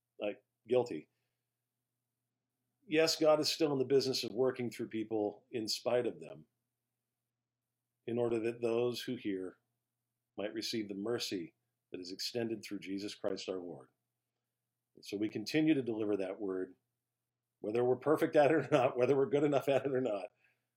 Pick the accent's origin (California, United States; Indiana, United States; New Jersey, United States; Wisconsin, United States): California, United States; just outside Los Angeles, Southern; as a child growing up in Southern California just outside of L.A.